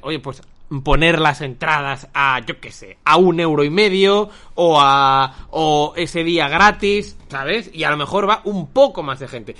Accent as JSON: {"language": "Spanish", "town": "Barcelona", "region": "Catalonia", "country": "Spain", "tie": "born or raised there", "said": "viviendo en esta ciudad desde, siempre"}